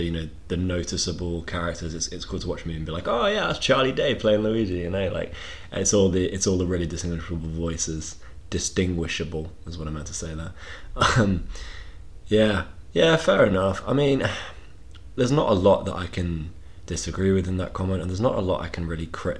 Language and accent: English; England, United Kingdom; We're English